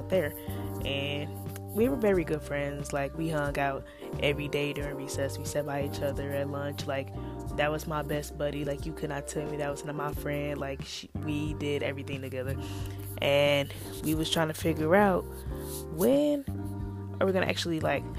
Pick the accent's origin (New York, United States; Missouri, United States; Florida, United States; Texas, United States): Missouri, United States; St. Louis; moved away as an adult; now in Iowa, United States; I am from St. Louis, Missouri.